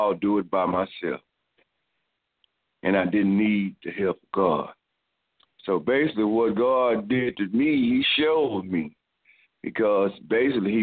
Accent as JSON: {"language": "English", "town": "Dallas", "region": "Texas", "country": "United States", "tie": "born or raised there", "said": "we grew up in South Dallas"}